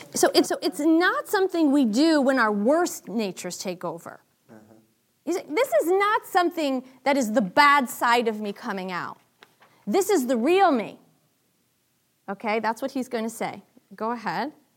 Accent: Boston, Massachusetts, United States; I'm from Boston

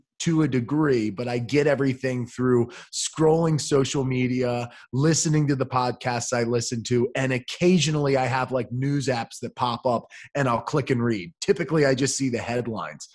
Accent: United States; I'm so American

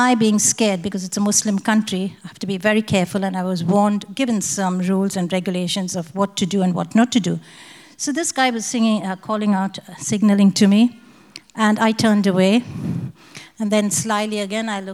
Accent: India; moved away as an adult; now in Australia; I'm from India too.

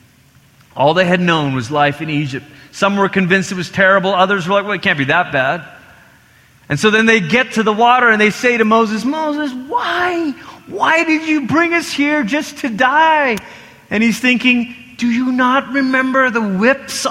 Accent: Malaysia; I grew up in Malaysia, and Malaysia is multi-ethnic, but also multi-religious

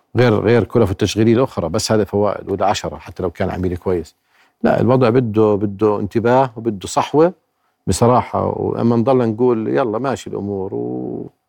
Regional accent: Jordan

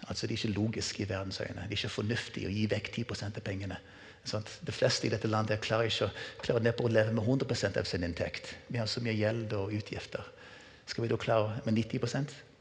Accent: United States; moved away as an adult; now in Norway; Så jeg er vokst opp med denne kulturen her i USA.

